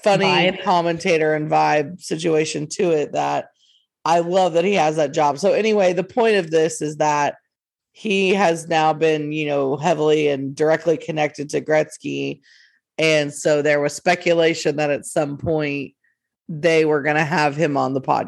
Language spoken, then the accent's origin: English; North Texas, United States; We're from the North Texas area